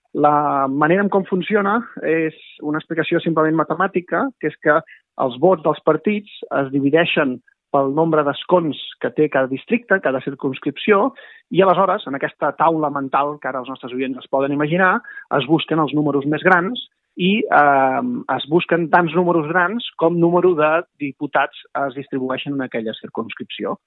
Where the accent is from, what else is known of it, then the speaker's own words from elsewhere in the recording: Maresme, Catalonia, Spain; jo sóc del Maresme